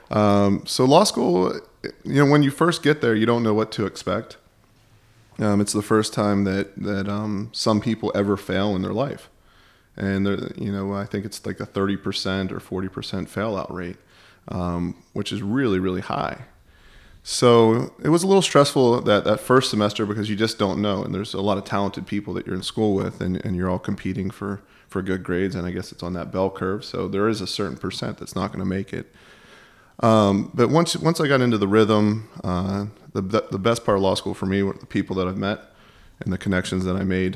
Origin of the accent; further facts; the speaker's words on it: Pittsburgh, Pennsylvania, United States; I grew up in Pittsburgh